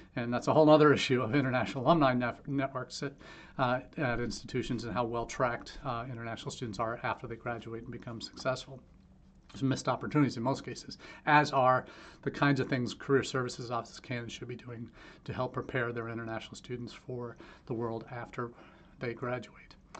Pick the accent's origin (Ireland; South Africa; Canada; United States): United States; Ohio; my hometown here in Ohio